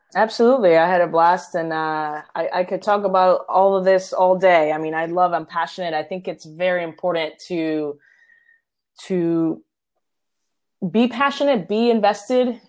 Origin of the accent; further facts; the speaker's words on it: Puerto Rico; my hometown, Puerto Rico